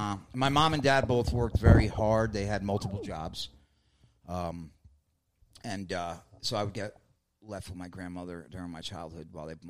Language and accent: English; New York City, New York, United States; born or raised there